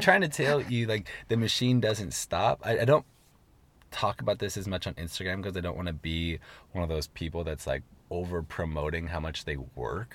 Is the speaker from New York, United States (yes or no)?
no; Seattle, Washington, United States; moved away as an adult; now in Los Angeles, United States; I'm from Seattle. I have a lot of support in Seattle. My family lives there. All my best friends live there